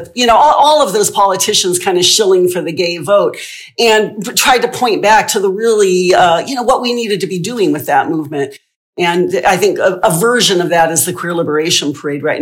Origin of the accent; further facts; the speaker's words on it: Bay Area, Northern California, United States; I had the distinct good luck to be born in Northern California and to grow up there in the late 60s and early 70s. So I grew up in the Bay Area